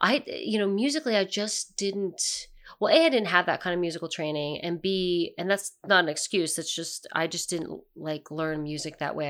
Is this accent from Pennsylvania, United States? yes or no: yes; near Philadelphia, Pennsylvania, United States; I'm from Pennsylvania, I'm from kind of near Philadelphia